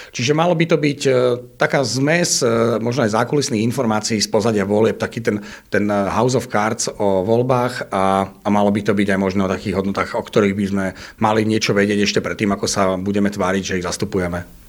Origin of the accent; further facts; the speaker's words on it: Žilina, Žilina Region, Slovakia; moved away as an adult; now in Bratislava, Slovakia; čo som sa odsťahoval eh, zo Žiliny do Bratislavy, tak tam stretávam aj svojich kamošov zo Žiliny